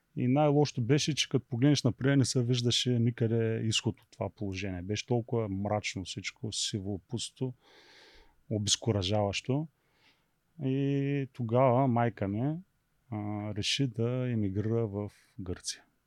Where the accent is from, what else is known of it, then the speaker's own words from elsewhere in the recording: Beloslav, Varna Province, Bulgaria; moved away as an adult; also born or lived in Athens, Greece; Родом съм от Белослав, иначе бизнеса ми е във Варна